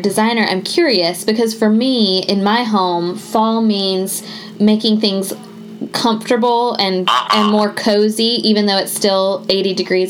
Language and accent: English; Tallahassee, Florida, United States; moved away as an adult; now in Thomasville, United States; I'm from Tallahassee, Florida, originally.